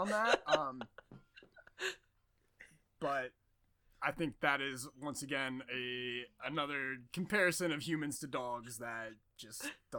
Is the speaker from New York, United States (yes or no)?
no; Northeast Ohio, United States; also born or lived in Cincinnati, Ohio; now in Portland, United States; I'm from Ohio.